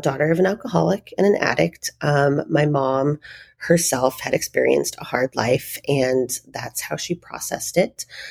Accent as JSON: {"language": "English", "town": "Phoenix", "region": "Arizona", "country": "United States", "tie": "born or raised there", "also_born_or_lived": "Denver, Colorado", "said": "I was born in Denver, raised here in Phoenix"}